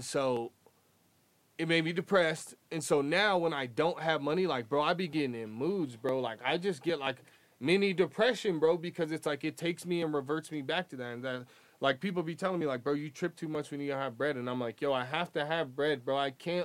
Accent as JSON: {"language": "English", "town": "Boulder", "region": "Colorado", "country": "United States", "tie": "born or raised there", "said": "growing up, like, where I came from, again, in Boulder"}